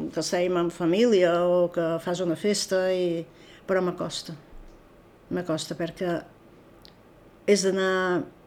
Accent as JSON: {"language": "Catalan", "area": "Menorca", "region": "Balearic Islands", "country": "Spain"}